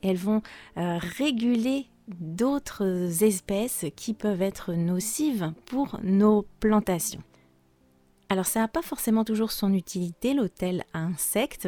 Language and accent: French; France; je suis française